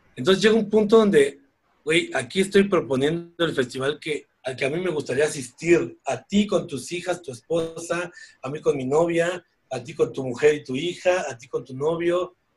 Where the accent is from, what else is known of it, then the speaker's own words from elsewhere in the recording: Mexico; Deberíamos agradecer como mexicanos